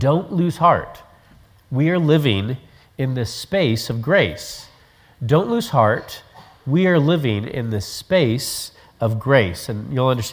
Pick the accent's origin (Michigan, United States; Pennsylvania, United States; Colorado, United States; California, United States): Colorado, United States; Growing up in Colorado